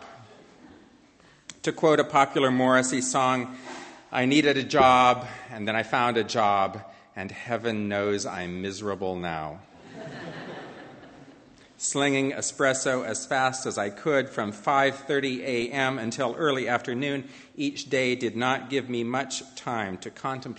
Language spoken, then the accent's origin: English; Montana, United States; moved away as an adult; also born or lived in Portland, Oregon; I left my home state of Montana to try living in Portland, Oregon.